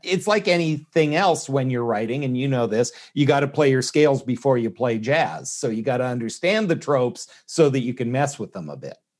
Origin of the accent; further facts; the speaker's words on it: Canada; moved away as an adult; now in United States; I was born in Canada, uh, have been stateside for about thirty years